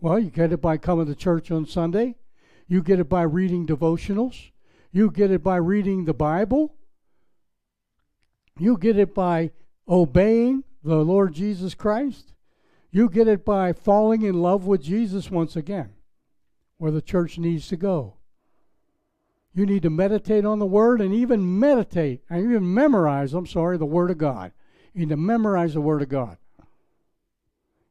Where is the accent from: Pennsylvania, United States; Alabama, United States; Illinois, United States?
Pennsylvania, United States; Pittsburgh; moved away; also born or lived in Palm Beach, Florida; I was from Pittsburgh, Pennsylvania